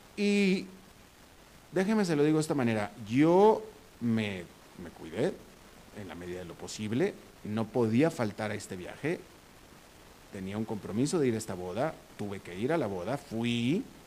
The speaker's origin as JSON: {"language": "Spanish", "town": "Monterrey", "region": "Nuevo León", "country": "Mexico", "moved": "yes", "lives_now": "Costa Rica", "said": "yo soy de Monterrey"}